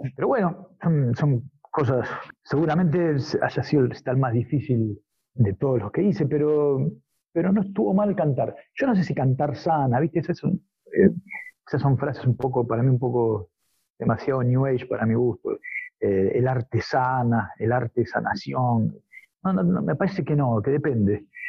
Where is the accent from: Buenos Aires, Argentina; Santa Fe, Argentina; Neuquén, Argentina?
Buenos Aires, Argentina; near Ramos Mejía, western Greater; en el oeste, en Ramos Mejía, cerca de donde yo soy